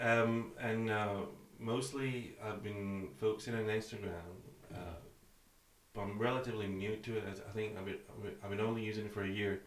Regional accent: Athens, Attica, Greece; moved away as an adult; now in Aberdeen, United Kingdom; I'm from Athens, Greece

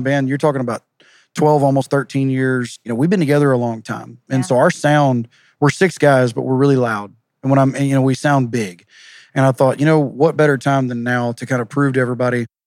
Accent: Groveton, Texas, United States; I was raised in Groveton

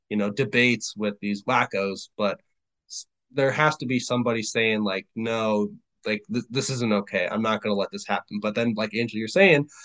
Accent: Germany; now in United States; I've never been to Africa. I was born and raised in Germany. I came to the United States.

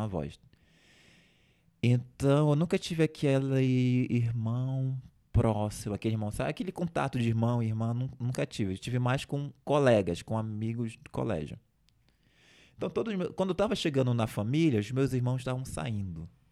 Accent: Igarapé-Açu, Pará, Brazil; moved away as an adult; also born or lived in Belém; lá da minha cidade de Igarapé-Açu

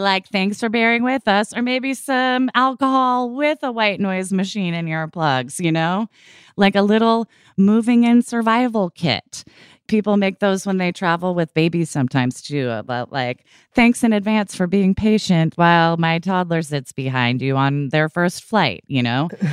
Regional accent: Portland, Oregon, United States; growing up in Portland, Oregon

